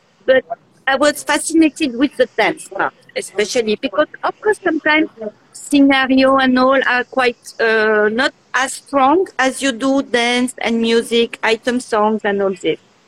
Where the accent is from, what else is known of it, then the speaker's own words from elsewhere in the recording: Switzerland; also born or lived in Geneva, Switzerland; I'm coming from Switzerland. I live in the city of Geneva, which is the French city in Switzerland